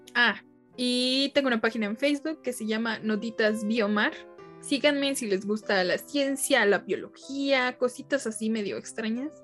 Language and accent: Spanish; Mexico; somos mexicanos y no sabemos ni qué onda con la mitología tan genial de mi México